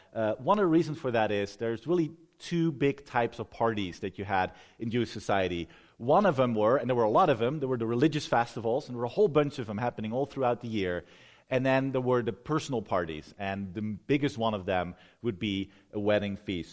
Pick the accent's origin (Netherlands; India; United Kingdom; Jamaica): Netherlands; moved away; I'm from the Netherlands